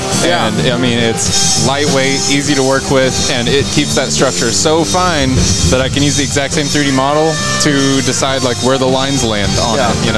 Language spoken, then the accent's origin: English; Waxahachie, Texas, United States; now in Dallas, United States; grew up in Waxahachie, just south of it.